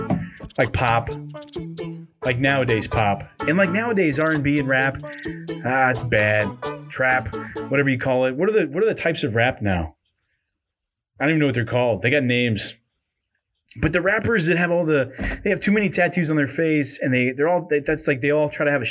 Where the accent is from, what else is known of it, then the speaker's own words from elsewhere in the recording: Kansas City, Missouri, United States; also born or lived in Jamesport, Missouri; where I'm from, Kansas City or the Midwest